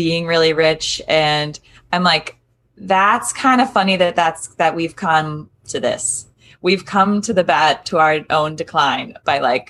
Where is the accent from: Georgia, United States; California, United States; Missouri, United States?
Georgia, United States; moved away; also born or lived in New Orleans, Louisiana; I'm from Georgia. and I went to school in New Orleans